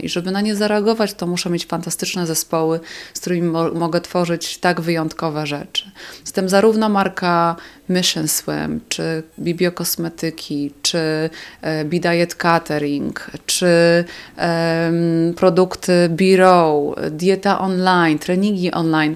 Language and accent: Polish; south-eastern Poland, Poland; w południowo-wschodniej Polsce, skąd pochodzę